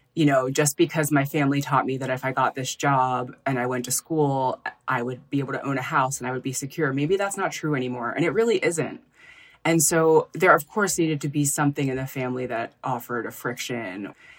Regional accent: Philadelphia, Pennsylvania, United States; moved away as an adult; also born or lived in San Francisco; I'm from Philadelphia.

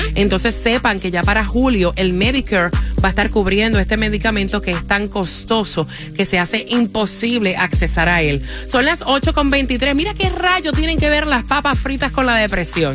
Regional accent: Puerto Rico; en mi país, en Puerto Rico

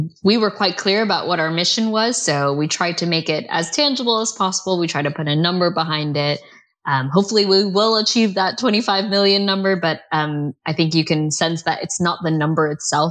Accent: United States; now in United Kingdom; as an American

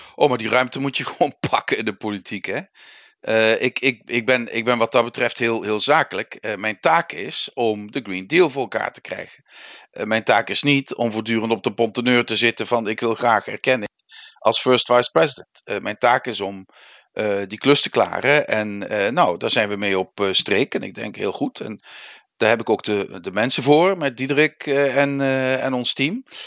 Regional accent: Netherlands; Wij Nederlanders

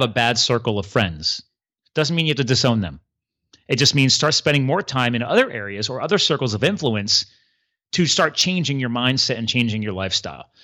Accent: East Coast, United States; I grew up here on the East Coast

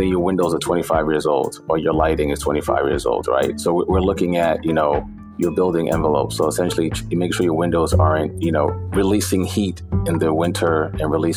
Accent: New York City, New York, United States; also born or lived in Bed-Stuy, Brooklyn; I was raised in East New York

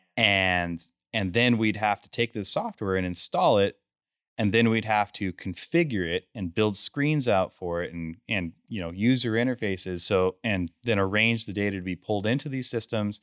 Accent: Grand Junction, Colorado, United States; I'm from Grand Junction, Colorado. That's where we're headquartered.

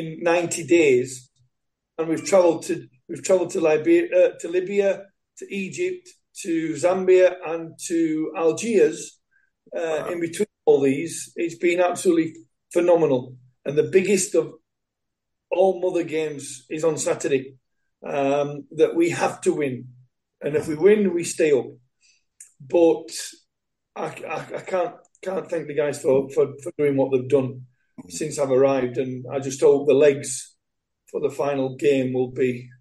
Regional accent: England, United Kingdom; being English and being brought up the way I have in football

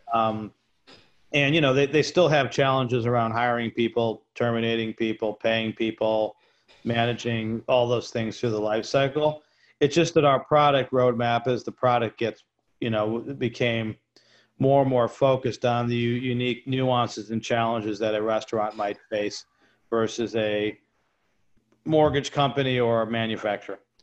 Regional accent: New York, United States; I'm a New Yorker

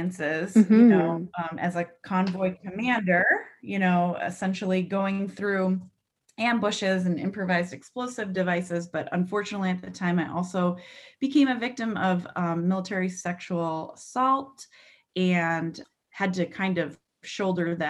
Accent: New Hampshire, United States; moved away as an adult; also born or lived in upstate New York; I grew up in New Hampshire

